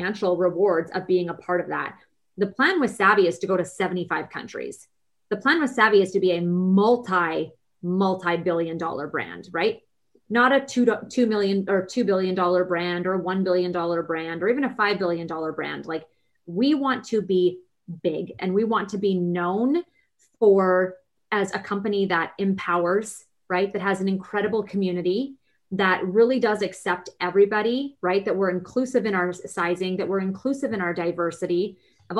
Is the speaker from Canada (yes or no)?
yes; Vancouver, British Columbia, Canada; Now, I'm Canadian. I'm from Vancouver, BC